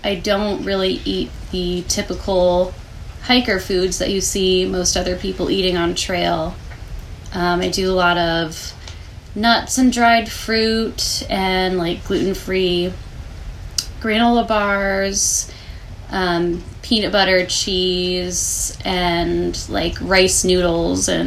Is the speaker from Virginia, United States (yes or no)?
yes; Front Royal, Virginia, United States; I'm from Front Royal, Virginia